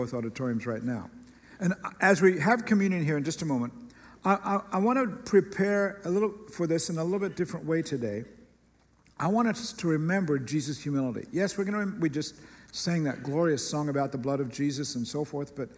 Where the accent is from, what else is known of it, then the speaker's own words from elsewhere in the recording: United States; particularly as an American